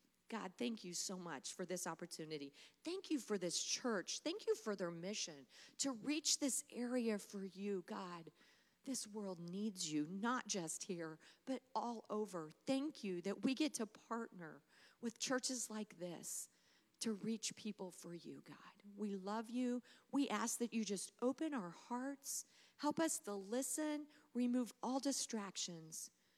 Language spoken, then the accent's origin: English; Taylorville, Illinois, United States; moved away as an adult; also born or lived in Long Island, New York / Missouri; now in Fort Worth, United States; It was my hometown. This is where I had grown up.